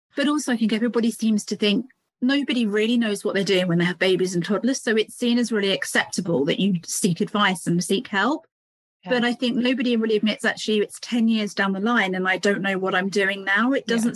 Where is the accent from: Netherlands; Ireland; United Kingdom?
United Kingdom; You probably hear from my accent, I'm from the UK. I live just between London and Cambridge, if anybody knows England.